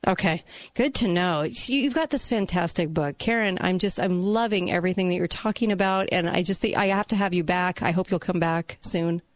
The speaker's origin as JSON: {"language": "English", "area": "Dixie Center hometown", "region": "Utah", "country": "United States", "tie": "born or raised there", "said": "Dixie Center in my hometown"}